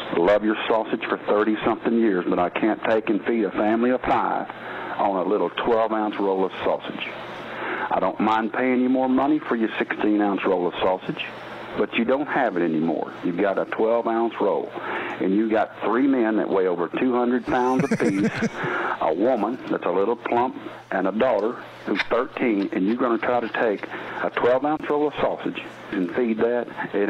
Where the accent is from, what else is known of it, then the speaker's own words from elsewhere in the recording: Texas, United States; I'm not from the North. I'm a Texas man